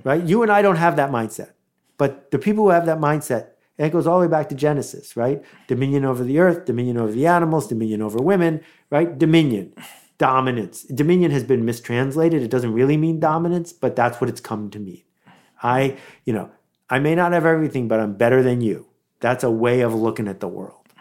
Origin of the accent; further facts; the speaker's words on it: Buffalo, New York, United States; growing up in Buffalo, in the nineteen seventies